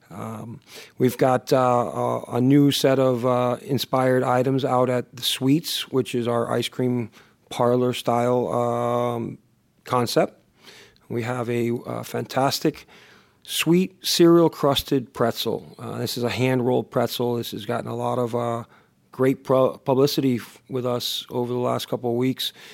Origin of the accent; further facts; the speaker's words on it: Miami, Florida, United States; also born or lived in Boston / Ohio; I consider myself a, a native South Floridian, especially since, uh, I've been on, in South Florida for over thirty-five years, I was born in the, in the New England, Boston region, uh, for a short period of time and, and, and traveled a little bit with the success of my parents, uh, to Ohio, but primarily, uh, Miami has been what I call home